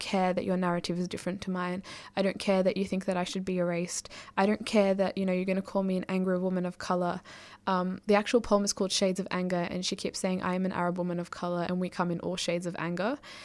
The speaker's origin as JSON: {"language": "English", "country": "Australia", "tie": "born or raised there", "first_language": "Arabic", "second_language": "English", "said": "up until I was 5, I didn't speak a word of English, even though I lived in Australia."}